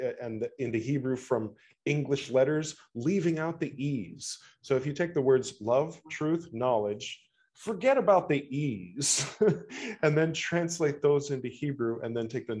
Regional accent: California, United States; being a white guy born in California

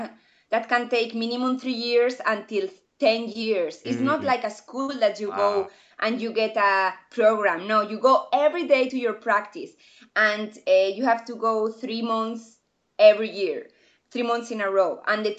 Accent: southeast, Spain; English is a second language

